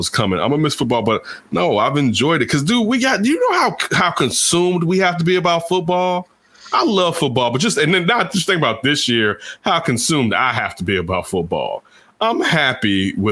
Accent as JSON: {"language": "English", "town": "Chicago", "region": "Illinois", "country": "United States", "tie": "born or raised there", "said": "I grew up in Chicago"}